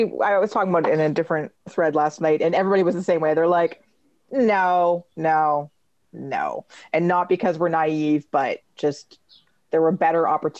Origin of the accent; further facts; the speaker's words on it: Canada; And being Canadian soccer supporters and having had that affect Canadian soccer at least once or many, many times in the past.